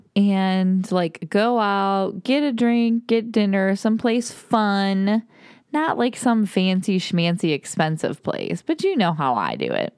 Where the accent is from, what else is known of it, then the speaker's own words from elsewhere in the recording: Toledo, Ohio, United States; now in Austin, United States; Living in Austin, well, we grew up in Toledo, Ohio